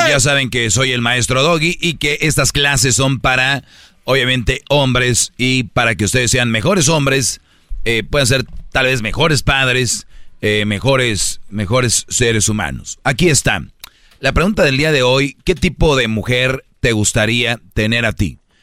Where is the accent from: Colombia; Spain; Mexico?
Mexico; Monterrey, Nuevo León; como buen regio